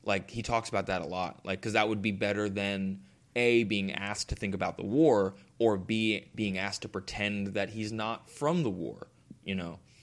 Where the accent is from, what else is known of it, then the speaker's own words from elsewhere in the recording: United States; myself as an American